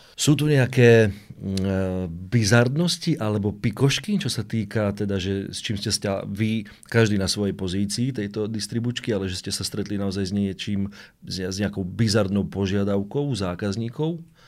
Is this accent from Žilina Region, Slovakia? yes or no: no; Kremnička, Banská Bystrica Region, Slovakia; pri Kremničke, odkiaľ pochádzam ja